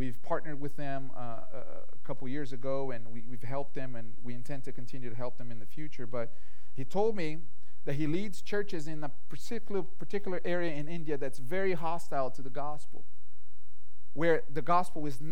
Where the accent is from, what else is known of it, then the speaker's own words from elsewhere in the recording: Brazil; moved away; growing up in Brazil, my family had a lot of exposure to spirituality.